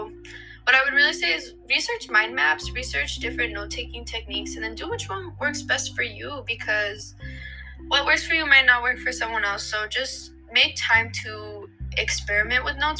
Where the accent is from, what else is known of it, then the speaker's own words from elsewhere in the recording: New Mexico, United States; moved away as an adult; now in Philadelphia, United States; I am originally from New Mexico, specifically Socorro and Santa Fe